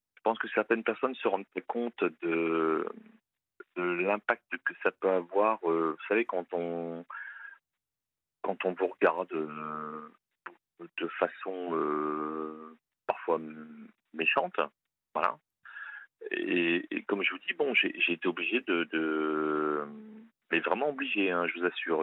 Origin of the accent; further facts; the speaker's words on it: Hauts-de-France, France; Je viens des Hauts-de-France